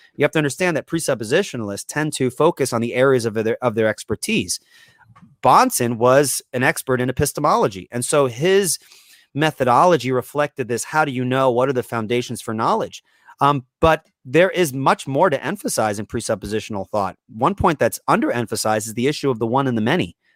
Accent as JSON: {"language": "English", "area": "Long Island", "region": "New York", "country": "United States", "tie": "born or raised there", "said": "I grew up on Long Island, New York, and this is where I currently live"}